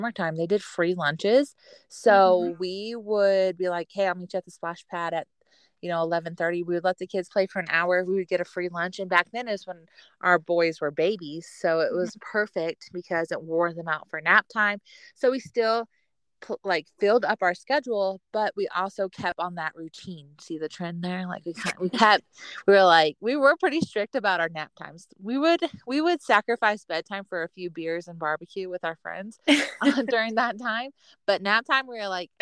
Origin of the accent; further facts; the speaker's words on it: Fayetteville, North Carolina, United States; I'm from Fayetteville. Like I went to middle school and high school there